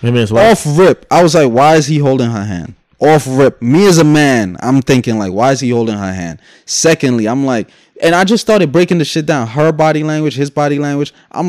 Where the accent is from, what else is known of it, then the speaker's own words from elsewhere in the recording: Guyana; moved away; also born or lived in New York City; I'm from Guyana